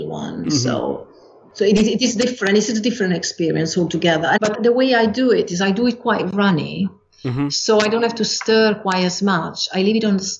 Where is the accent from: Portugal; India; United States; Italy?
Italy; northern Italy; Us from the north